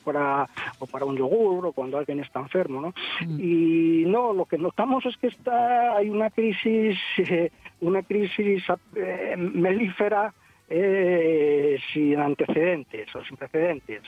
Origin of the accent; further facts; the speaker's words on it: Asturias, Spain; somos todos asturianos